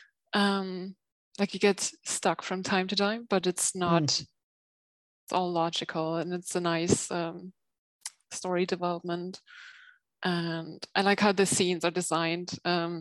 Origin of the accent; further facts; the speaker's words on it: Germany; I'm from Germany